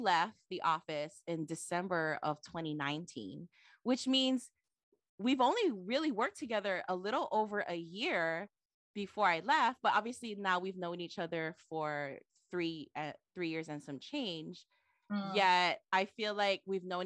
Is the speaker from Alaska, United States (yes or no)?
no; Waipahu, Hawaii, United States; now in Hilo, United States; I say I'm from Waipahu